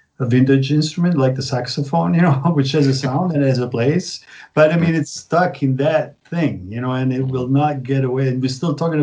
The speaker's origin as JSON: {"language": "English", "town": "Naples", "region": "Campania", "country": "Italy", "tie": "born or raised there", "also_born_or_lived": "San Francisco / Milan", "second_language": "English", "moved": "yes", "lives_now": "Berlin, Germany", "said": "I was born in Naples, Italy"}